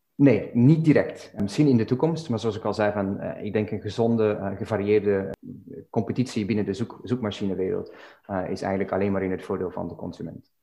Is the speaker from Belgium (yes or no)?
yes; Belgium; now in Dublin, Ireland; ik woon en werk in Dublin op dit moment, maar ben oorspronkelijk uit België